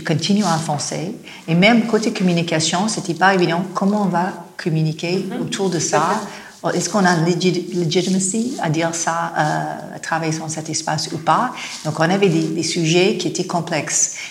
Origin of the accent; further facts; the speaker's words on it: Los Angeles, California, United States; accent: American; French is a second language; moved away as an adult; now in France; je viens de Los Angeles